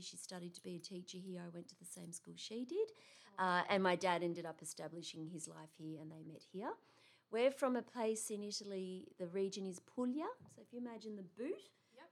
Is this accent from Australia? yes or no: yes; Wollongong, New South Wales, Australia; I was born in Australia. I was born in Wollongong.